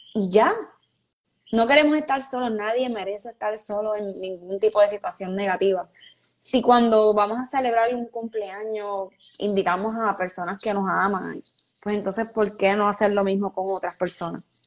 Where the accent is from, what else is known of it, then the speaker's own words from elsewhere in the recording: Puerto Rico; una de las peores cosas que por lo menos yo he vivido como puertorriqueña fue María